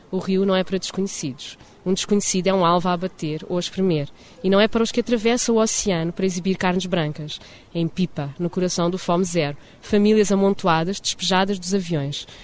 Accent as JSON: {"language": "Portuguese", "country": "Portugal", "also_born_or_lived": "Lisbon", "moved": "as an adult", "lives_now": "Rio de Janeiro, Brazil", "said": "Eu sou portuguesa"}